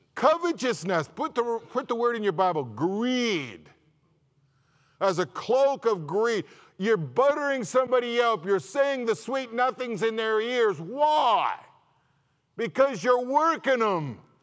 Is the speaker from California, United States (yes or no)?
yes; California, United States; moved away; I'm from California.